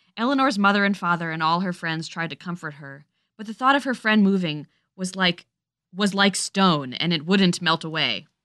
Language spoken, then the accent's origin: English; Guilford, Connecticut, United States; I grew up in Guilford.